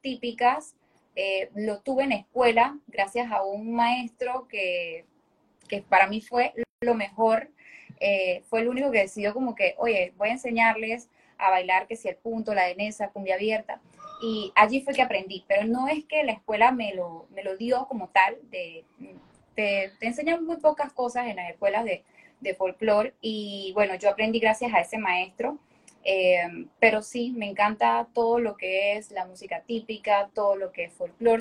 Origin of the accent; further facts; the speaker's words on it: Panama City, Panama; soy hija de padres santeños, eh, soy capitalina